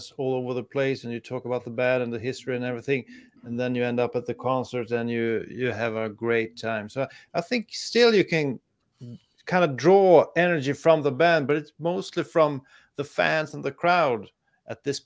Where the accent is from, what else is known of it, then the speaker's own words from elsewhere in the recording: Sweden; I'm from Europe